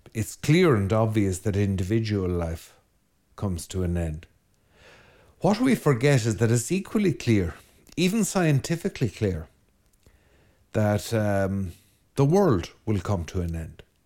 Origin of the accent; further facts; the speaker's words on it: Ireland; Ireland being a land of wind, uh, we're a very windy island